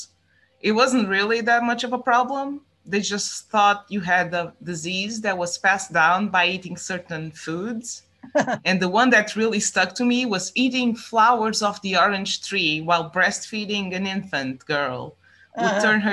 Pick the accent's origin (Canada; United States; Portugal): Portugal; Estremoz; English is a second language; in my hometown, Strumoz